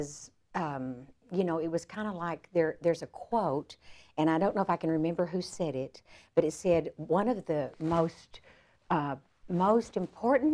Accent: Frisco, Texas, United States; I ended up back in my hometown of Frisco

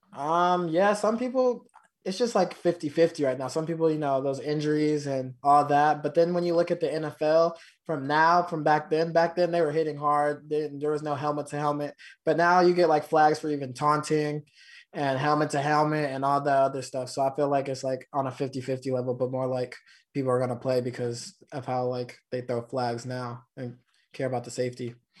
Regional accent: California, United States; I'm from California

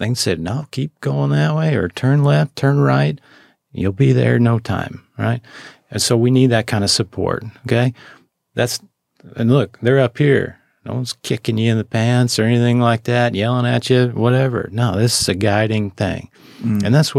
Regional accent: Montana, United States; Exactly. Yeah, I'm from Montana, I get it, right?

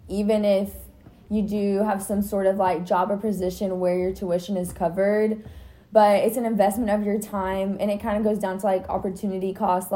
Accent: Texas, United States; growing up in Texas

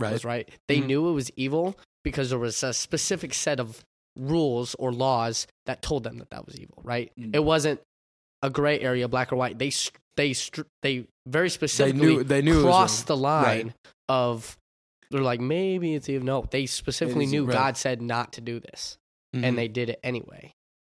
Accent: United States; As an American society

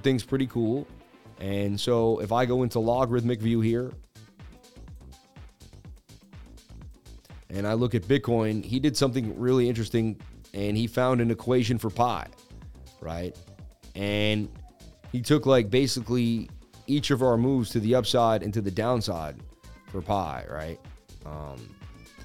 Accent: Massachusetts, United States; I was born in Massachusetts where we do it all

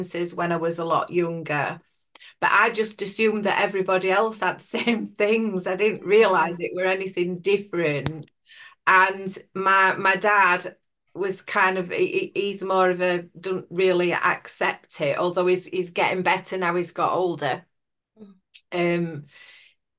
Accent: Sheffield, Yorkshire and the Humber, United Kingdom; I'm from Sheffield in South Yorkshire

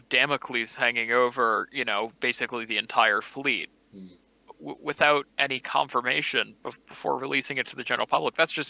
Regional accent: United States; obviously I'm American

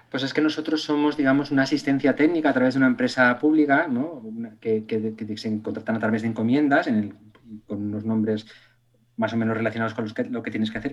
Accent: Extremadura, Spain; moved away; also born or lived in Castellón; yo vivía en Castellón, soy extremeño, pero, pero mis padres se fueron a vivir a, Castellón por razones laborales

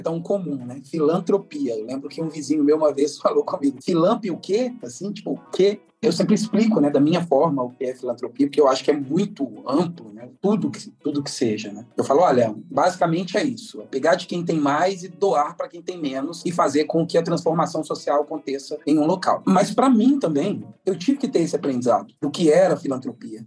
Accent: Santa Luzia, Minas Gerais, Brazil; eu sou de Santa Luzia, Minas Gerais. Sou mineirinho

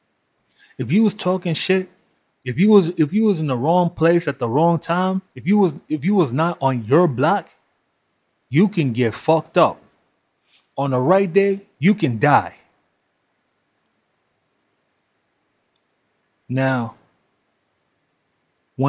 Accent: New York City, New York, United States; I grew up in Brooklyn in the 80s and 90s

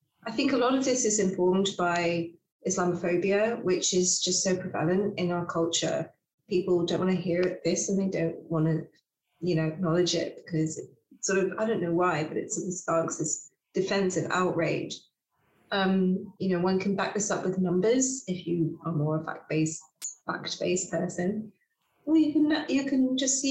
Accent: England, United Kingdom; I am more comfortable in my home country of England than I probably am in other places where I didn't grow up

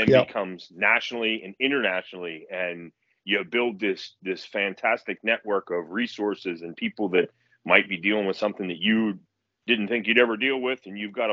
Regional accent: Moon Run, Pennsylvania, United States; also born or lived in Peters Township, Pennsylvania / Pittsburgh, Pennsylvania; I grew up in Moon Run, Robinson Township

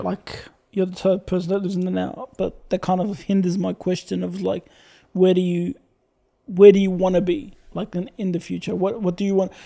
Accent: Syria; now in Australia

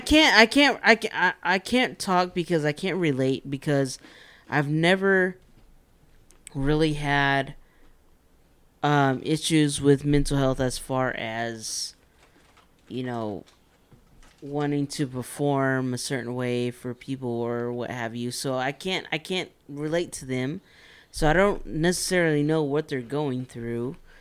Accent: Texas, United States; we're from Texas

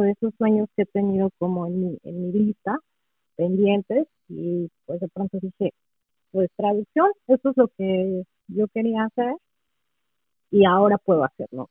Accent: Mexico City, Mexico; first language Spanish; moved away as an adult; also born or lived in Toluca; now in Michigan, United States; Yo nací y crecí en la Ciudad de México y estuve ahí hasta los 28 años

